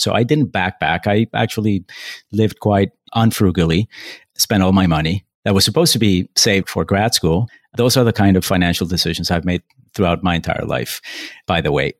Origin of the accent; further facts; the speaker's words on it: Bogota, Colombia; moved away; also born or lived in Paris / Taipei / Brooklyn; I was born in Bogota, Colombia. I grew up there